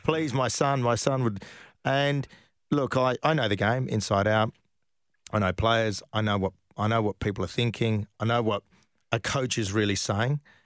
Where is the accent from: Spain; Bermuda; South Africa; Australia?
Australia; Perth, Western Australia; I came from Perth.